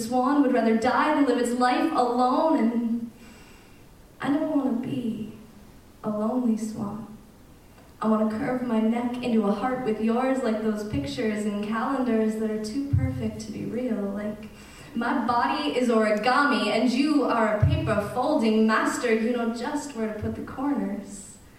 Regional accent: Canada; we've been living in Canada since like 1790 or something

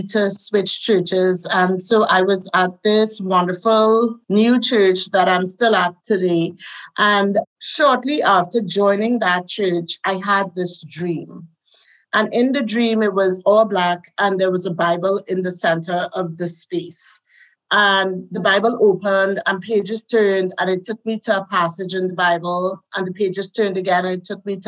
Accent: Trinidad & Tobago; accent: Caribbean; moved away as an adult; also born or lived in Netherlands; now in Texas, United States; as you can hear, I have a Caribbean accent. I'm from the Caribbean island of Trinidad

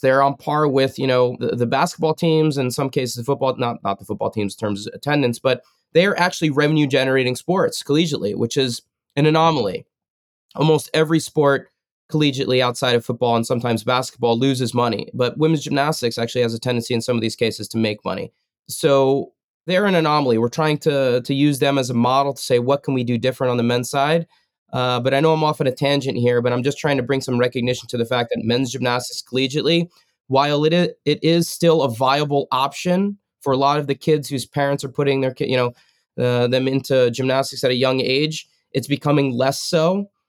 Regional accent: New Jersey, United States; moved away as an adult; also born or lived in Stanford / Colorado Springs; growing up in Jersey

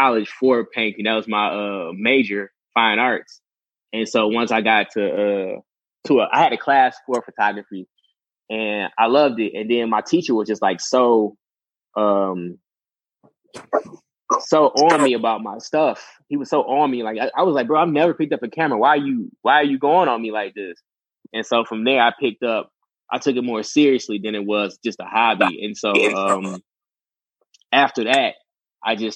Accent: Detroit, Michigan, United States; I'm still from Detroit. I'm still, you know, I'm still from Detroit

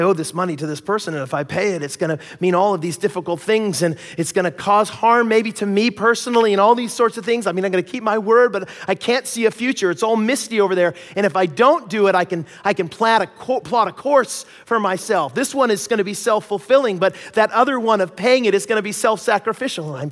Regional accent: Seattle, Washington, United States; now in Abbotsford, Canada; I grew up in Seattle

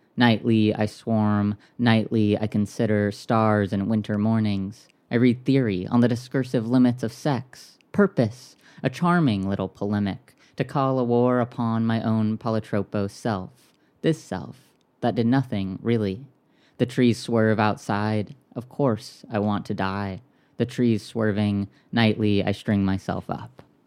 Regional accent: Orange County, Southern California, United States; moved away; also born or lived in Minneapolis / Saint Louis / Chicago / New York; I grew up in Southern California in, in Orange County

